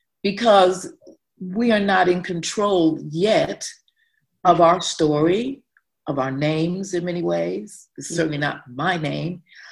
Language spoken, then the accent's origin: English; Chicago, Illinois, United States; moved away; as an African-American, as a person who was born in Chicago